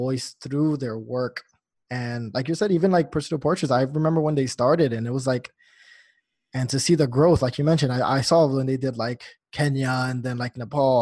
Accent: New Jersey, United States; I'm natively from New Jersey. So, like, you know, growing up there, I've never felt myself as like a New Yorker

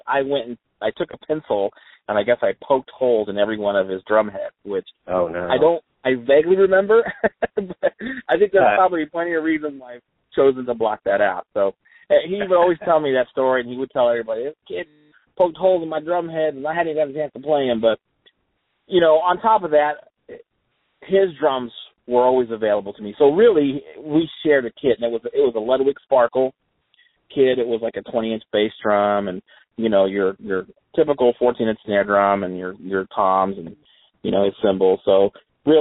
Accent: Garden City, Kansas, United States; I was born in Garden City, Kansas, which is way west. Western Kansas is where I'm

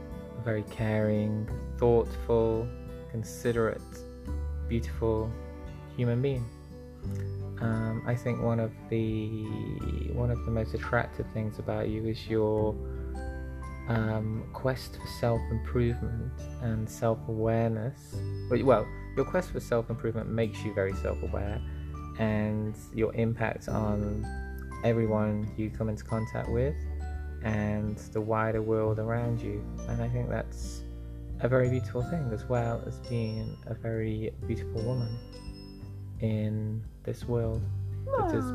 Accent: United Kingdom; I'm a British man.

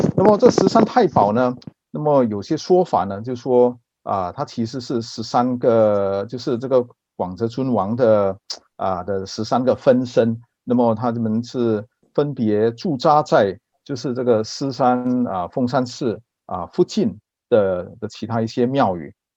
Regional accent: Singapore; 我是新加坡人，那么祖籍福建南安

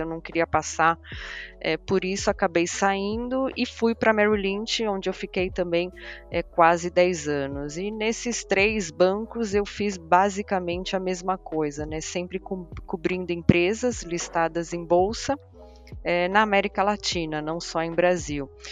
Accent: Portugal; eu sou portuguesa

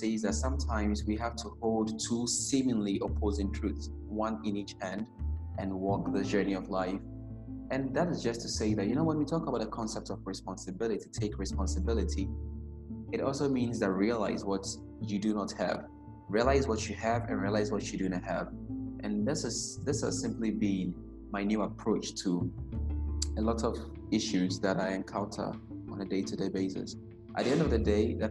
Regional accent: Ghana; I personally growing up in Ghana

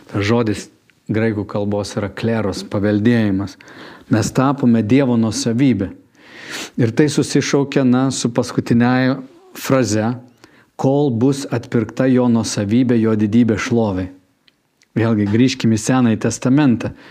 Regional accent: Lithuania; Mes visų pirma esam dangaus piliečiai, tik po to esam lietuviai

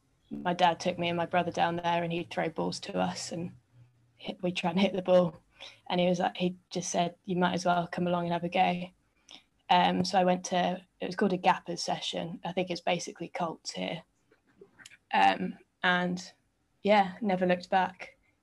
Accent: Hong Kong; also born or lived in England; I was born in England, and then we moved to Hong Kong when I was seven.

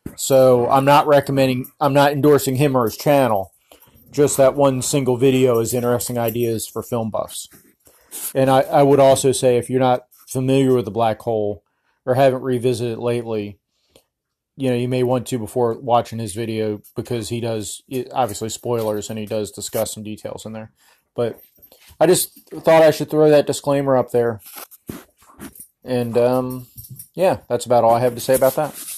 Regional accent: United States; I'm an American

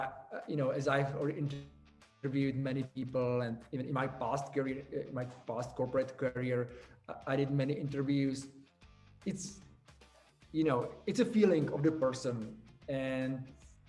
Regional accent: Czechia; we are from the Czech Republic

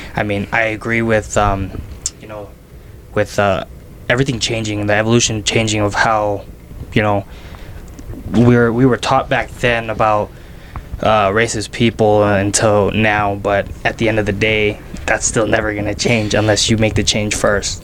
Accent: South Jordan, Utah, United States; I grew up in South Jordan

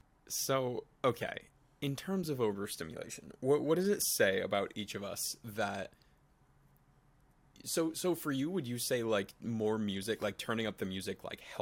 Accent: Connecticut, United States; now in New York, United States; We are both from Connecticut.

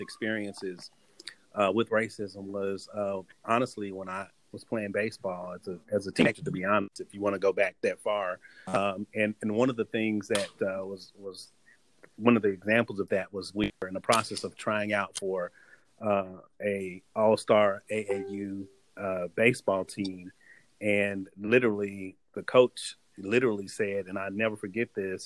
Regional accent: Oklahoma, United States; grow up in Oklahoma

